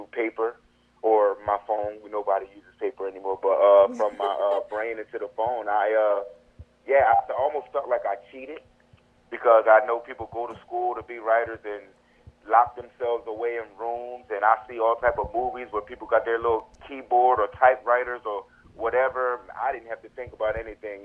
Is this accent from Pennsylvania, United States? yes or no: no; Camden, New Jersey, United States; moved away as an adult; now in Florida, United States; I'm from Camden, New Jersey